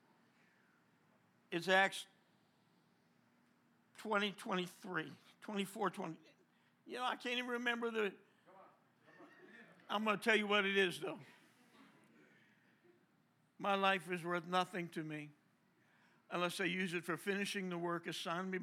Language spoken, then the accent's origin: English; New Jersey, United States; moved away; I'm from New Jersey